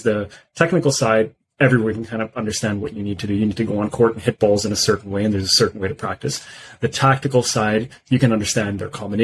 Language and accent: English; Pakistan; moved away; I'm originally from Pakistan